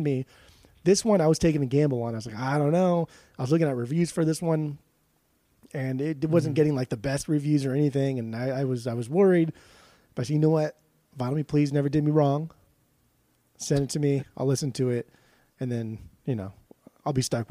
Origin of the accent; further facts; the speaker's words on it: West Coast, United States; I'm from the West Coast